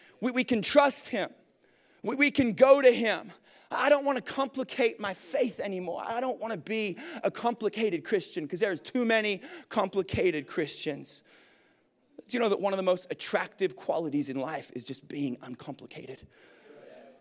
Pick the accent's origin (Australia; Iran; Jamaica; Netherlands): Australia; moved away; I'm from Australia.